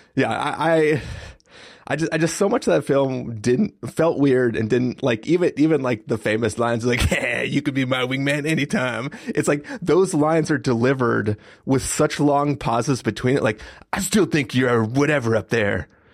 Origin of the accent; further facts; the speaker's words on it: San Diego, California, United States; growing up in San Diego